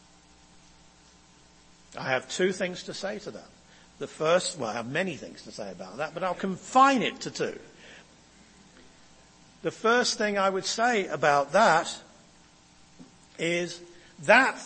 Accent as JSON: {"language": "English", "region": "England", "country": "United Kingdom", "moved": "yes", "lives_now": "United States", "said": "I come from England and we have a royal family"}